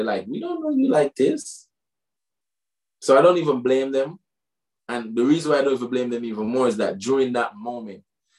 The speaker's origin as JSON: {"language": "English", "town": "Waterford", "region": "Munster", "country": "Ireland", "tie": "born or raised there", "said": "And then I used to parody this Rasta youth when I was growing up in Waterford."}